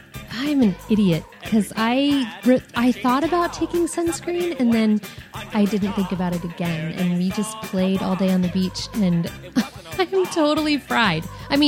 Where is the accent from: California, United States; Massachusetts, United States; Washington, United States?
California, United States; So I was born in California. I have never lived in any other state or any other country. This is the only place I've lived.